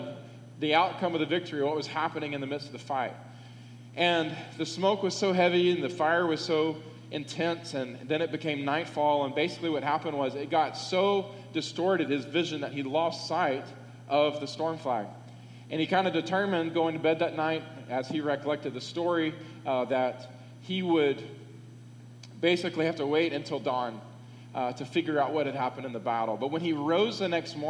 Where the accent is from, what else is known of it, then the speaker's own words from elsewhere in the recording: United States; I am an American